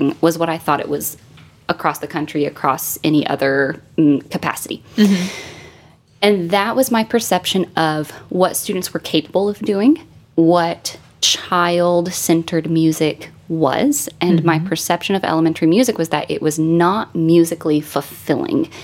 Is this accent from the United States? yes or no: yes; Cleveland, Tennessee, United States; moved away; there's a tiny little town called Cleveland, and that was home.